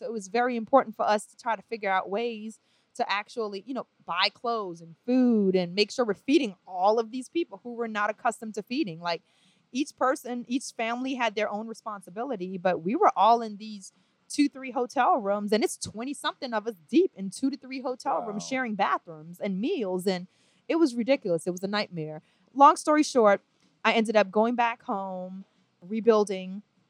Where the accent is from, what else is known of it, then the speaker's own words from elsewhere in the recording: New Orleans, Louisiana, United States; moved away as an adult; also born or lived in Trinidad and Tobago; now in Atlanta, United States; We were just avid lovers of all types of music growing up in New Orleans.